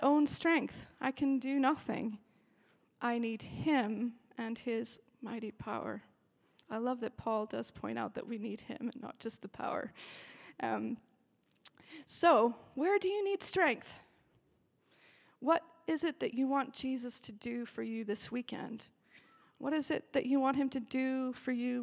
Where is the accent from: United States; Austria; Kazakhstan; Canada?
Austria; now in Belfast, United Kingdom; I grew up in Austria